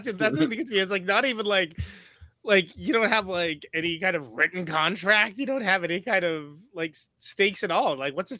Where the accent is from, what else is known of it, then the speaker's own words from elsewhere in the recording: Oakland, California, United States; I'm from Oakland. That's just how I think, right?